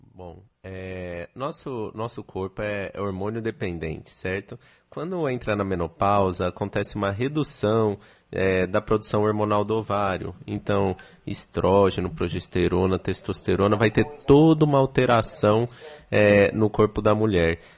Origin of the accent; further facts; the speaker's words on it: São Paulo, Brazil; moved away as an adult; now in Salvador, Brazil; Eu sou de São Paulo, estou há três anos aqui em Salvador.